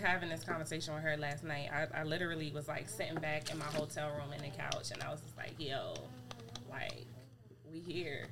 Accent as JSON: {"language": "English", "town": "New York City", "region": "New York", "country": "United States", "tie": "born or raised there", "moved": "as an adult", "lives_now": "Georgia, United States", "said": "I'm from New York City, born and raised."}